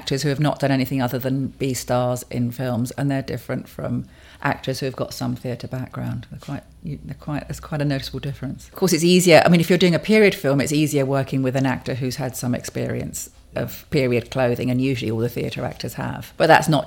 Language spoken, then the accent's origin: English; London, United Kingdom; I was born in London. And I've always lived in London